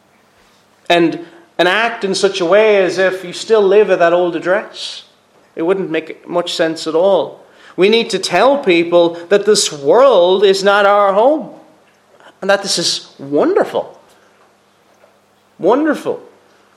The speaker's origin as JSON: {"language": "English", "town": "Cork", "region": "Munster", "country": "Ireland", "moved": "yes", "said": "I'm not from here, I'm originally from Cork"}